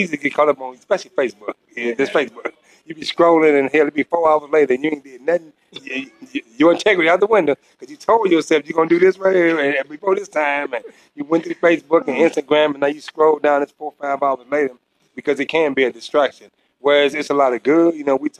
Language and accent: English; St. Louis, Missouri, United States; moved away; also born or lived in Georgia; I'm from St. Louis, Missouri.